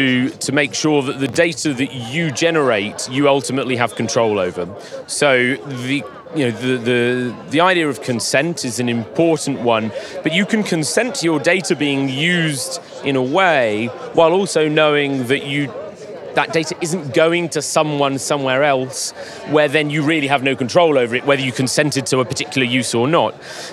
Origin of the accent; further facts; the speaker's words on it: Paris, Île-de-France, France; Well, actually, I was born in Paris. Been here since birth.